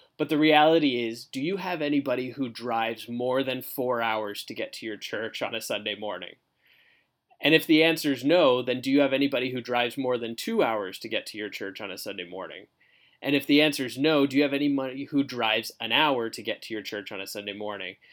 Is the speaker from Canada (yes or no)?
yes; Canada; moved away as an adult; now in Fort Myers, United States; I was born and raised in Canada